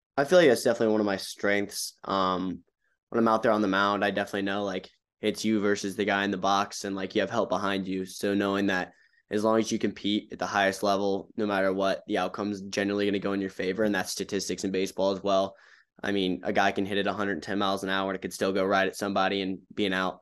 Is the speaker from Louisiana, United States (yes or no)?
no; Charlotte, North Carolina, United States; Charlotte, my hometown